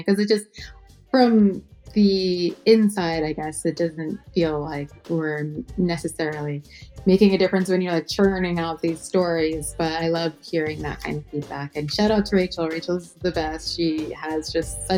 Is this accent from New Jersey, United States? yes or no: yes; New Jersey, United States; I'm from New Jersey